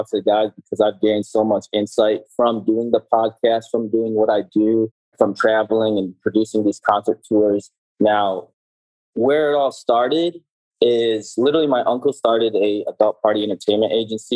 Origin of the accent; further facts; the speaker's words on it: Detroit, Michigan, United States; I grew up in Detroit, Michigan